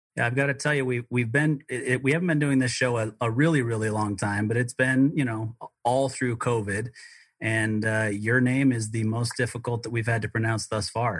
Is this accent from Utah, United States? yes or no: yes; Utah, United States; also born or lived in Colorado; we we moved back to the state of Utah where I grew up most of my life